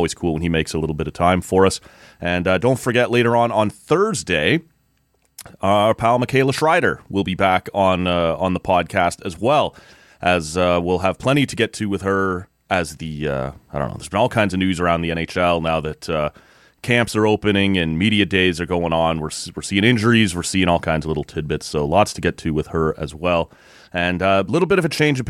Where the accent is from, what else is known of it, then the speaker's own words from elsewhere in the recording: Oshawa, Ontario, Canada; I grew up in Oshawa, actually, so when I get back down to visit some buddies there in the Durham region